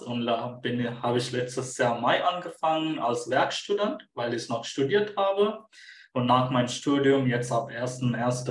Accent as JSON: {"language": "German", "country": "Sri Lanka", "also_born_or_lived": "Munich, Germany", "second_language": "German", "moved": "as an adult", "lives_now": "Germany", "said": "Ursprünglich komme ich aus Sri Lanka. Ich bin 2017 nach Deutschland gekommen"}